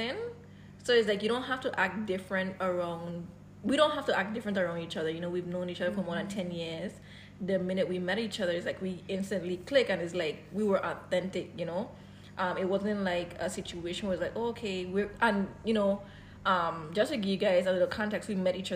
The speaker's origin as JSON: {"language": "English", "country": "Dominican Republic", "tie": "born or raised there", "said": "I was born in Dominican mm-hmm. Republic"}